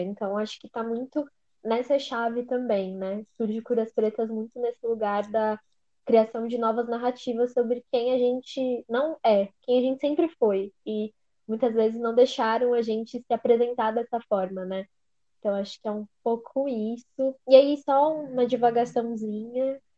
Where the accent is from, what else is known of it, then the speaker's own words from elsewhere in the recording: São Paulo, Brazil; Meu bairro querido se chama Recanto Verde Sol, é no extremo leste da cidade, foi onde eu cresci